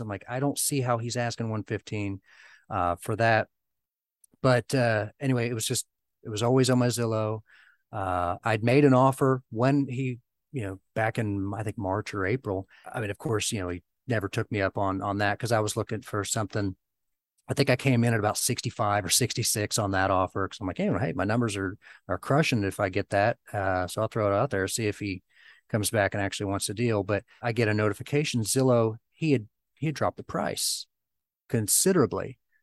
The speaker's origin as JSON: {"language": "English", "region": "Southern Ohio", "country": "United States", "tie": "born or raised there", "said": "my hometown. It's a, you know, a small area of Southern Ohio"}